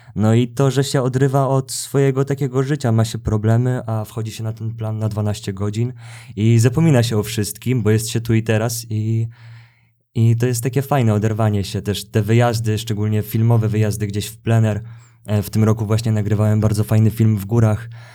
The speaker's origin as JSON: {"language": "Polish", "town": "Gdańsk", "region": "Pomeranian Voivodeship", "country": "Poland", "tie": "born or raised there", "also_born_or_lived": "Kraków", "moved": "as an adult", "lives_now": "Warsaw, Poland", "said": "jestem z Gdańska. I, I od razu po liceum przeprowadziłem się do Krakowa"}